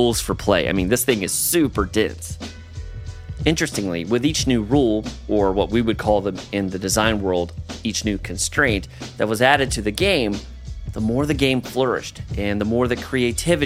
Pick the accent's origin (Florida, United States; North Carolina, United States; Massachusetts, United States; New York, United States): North Carolina, United States; also born or lived in Georgia; When I was in the seventh grade, my mom, sister, and I, we moved from Georgia to this kind of rural part of North Carolina